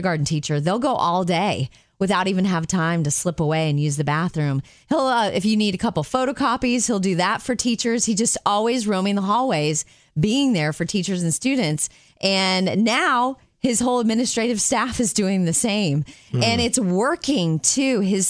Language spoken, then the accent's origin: English; Jupiter, Florida, United States; in Palm Beach, where I live in Jupiter, I grew up in Jupiter, in Palm Beach, Florida